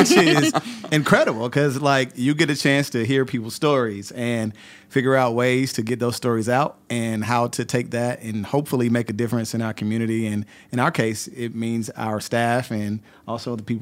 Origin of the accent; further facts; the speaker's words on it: Wilson, North Carolina, United States; moved away as an adult; also born or lived in Chapel Hill, North Carolina; now in Atlanta, United States; my hometown is Wilson, North Carolina.